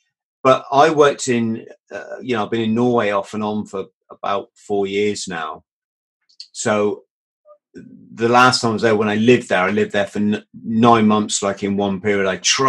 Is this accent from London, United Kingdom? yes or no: yes; Bromley, London, United Kingdom; born there; also born or lived in South West England; I was born in southeast London, a place called Bromley.